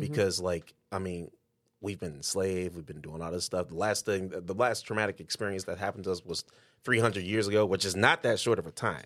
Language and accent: English; Detroit, Michigan, United States; now in Cedar Rapids, United States; I'm from Detroit